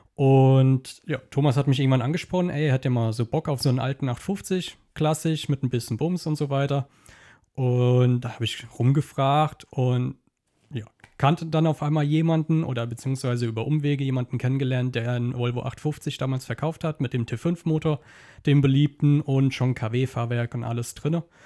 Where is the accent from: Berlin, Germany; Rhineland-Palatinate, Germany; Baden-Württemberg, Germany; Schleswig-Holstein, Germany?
Rhineland-Palatinate, Germany; Kaiserslautern district; Kreis Kaiserslautern